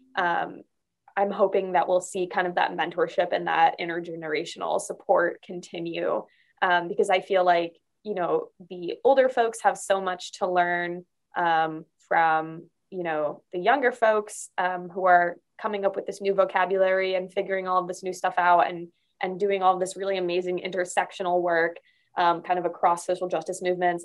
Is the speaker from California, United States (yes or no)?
no; Arizona, United States; moved away as an adult; I grew up mostly in Arizona um, in a really, really conservative area